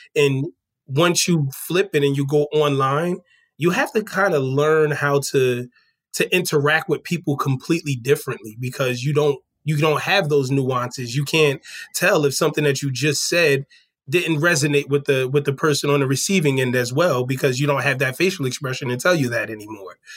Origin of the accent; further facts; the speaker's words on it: New Jersey, United States; moved away as an adult; also born or lived in Washington, D.C. area; I'm originally from New Jersey